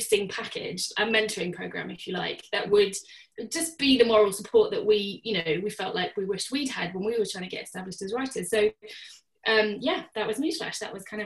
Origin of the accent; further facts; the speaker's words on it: Surrey, South East England, United Kingdom; moved away as an adult; now in Northern Ireland, United Kingdom; I'm not from here originally. I'm from Surrey originally